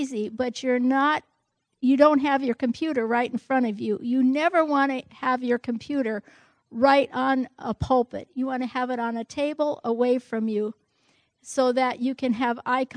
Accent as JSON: {"language": "English", "region": "North Dakota", "country": "United States", "said": "I'm from North Dakota, German heritage."}